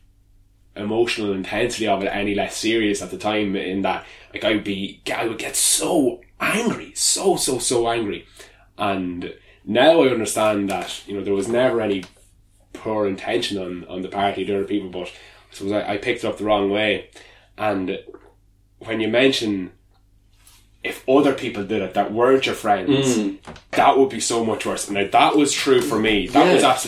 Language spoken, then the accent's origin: English; Kilberry, Ireland; I grew up in Kilberry and, you know, I went to Lismullen School